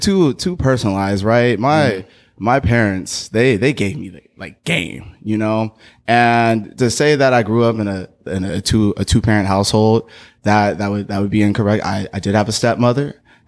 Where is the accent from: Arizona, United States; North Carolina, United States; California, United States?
Arizona, United States; also born or lived in Oakland; So I grew up for a long time in Arizona